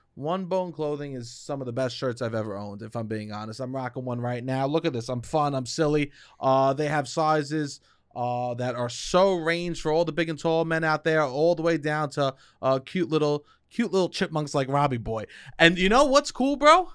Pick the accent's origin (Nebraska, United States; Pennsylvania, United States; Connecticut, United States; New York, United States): New York, United States; accent: New York